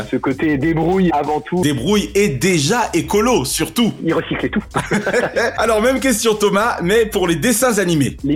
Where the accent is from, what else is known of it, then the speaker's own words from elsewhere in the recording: Réunion; moved away; also born or lived in Martinique; j'ai grandi à La Réunion.